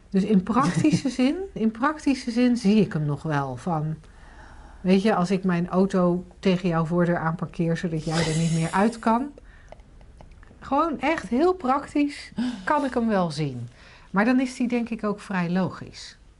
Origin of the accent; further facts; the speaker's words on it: 's-Gravenzande, South Holland, Netherlands; in Schavenzanden, waar ik opgegroeid ben